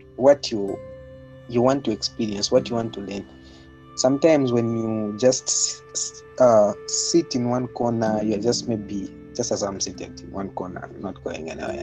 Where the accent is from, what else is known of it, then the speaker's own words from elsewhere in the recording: Zambia; moved away as an adult; now in Moscow, Russia; I was born and raised in Zambia as well. And now I'm in Russia